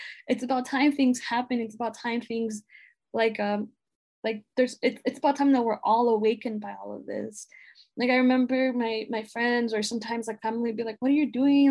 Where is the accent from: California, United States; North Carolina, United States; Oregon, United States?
California, United States; Los Angeles; growing up in Pacoima and that really being the only thing I knew growing up